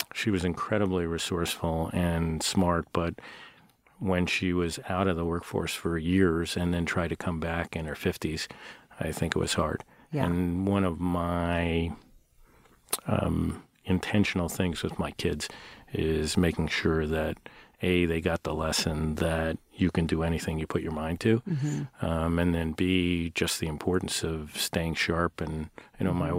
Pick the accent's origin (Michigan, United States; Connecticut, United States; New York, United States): New York, United States; moved away as an adult; now in Seattle, United States; when you grow up in new york